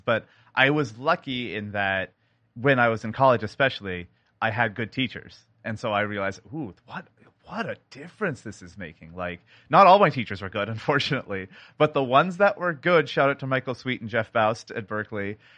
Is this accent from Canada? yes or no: yes; Canada; now in Seattle, United States; I am a sound designer based in Seattle, Washington, but born in Canada